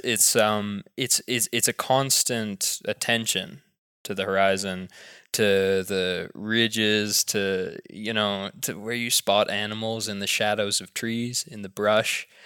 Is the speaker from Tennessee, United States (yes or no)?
yes; Knoxville, Tennessee, United States; moved away; also born or lived in Texas / Africa; growing up in the suburbs in Knoxville, Tennessee